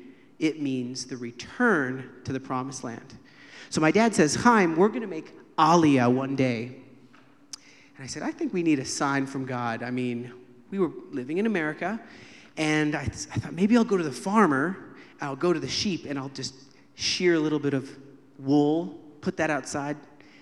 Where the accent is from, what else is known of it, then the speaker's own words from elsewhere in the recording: United States; now in Galilee, Israel; call myself … because I live in the Galilee, but I wasn't always in the Galilee. Actually, I was born in the United States.